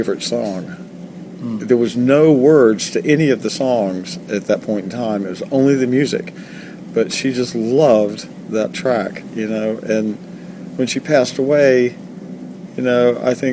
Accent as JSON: {"language": "English", "region": "the South", "country": "United States", "said": "I'm from the South"}